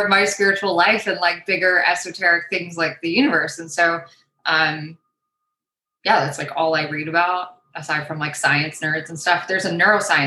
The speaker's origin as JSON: {"language": "English", "area": "suburb outside Toronto", "region": "Ontario", "country": "Canada", "tie": "born or raised there", "said": "I technically live in Toronto, mm-hmm. Ontario, Canada. Grew up in a suburb outside of the city. Spent my whole life there."}